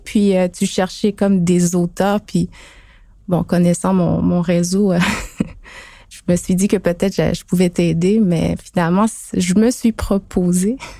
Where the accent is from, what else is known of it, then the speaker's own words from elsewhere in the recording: Pessamit, Quebec, Canada; moved away as an adult; now in Montreal, Canada; de Pessamit sur la côte nord. Je suis à Montréal depuis euh, quelques années